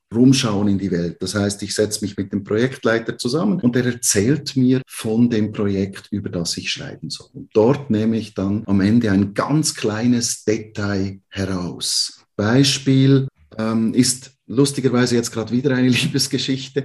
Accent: Switzerland; bei uns in der Schweiz, im Wallis

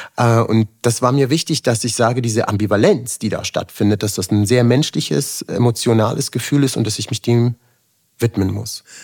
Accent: Germany; ich bin quasi als äh, Migrant geboren worden in Deutschland, also mit der jugoslawischen Staatsbürgerschaft damals

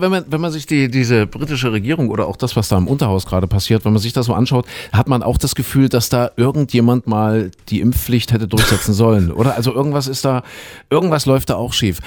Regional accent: Köthen, Saxony-Anhalt, Germany; moved away; in meiner alten Heimat in Kuhköthen, ja, in Sachsen-Anhalt.

